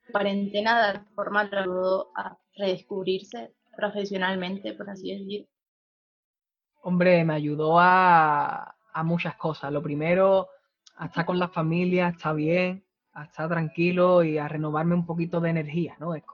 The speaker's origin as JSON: {"language": "Spanish", "town": "Valencia", "region": "Valencian Community", "country": "Spain", "said": "Soy de Valencia."}